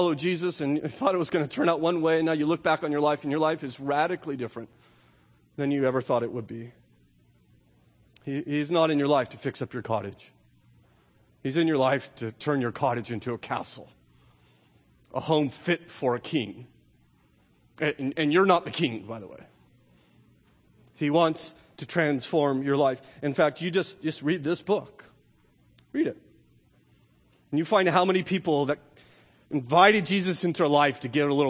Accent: United States; we in particular as affluent American Christians

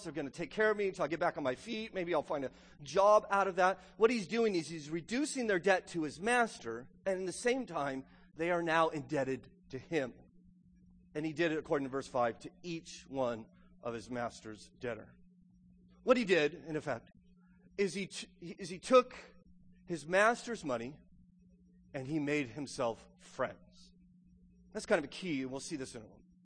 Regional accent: United States; this is our ethos as an American

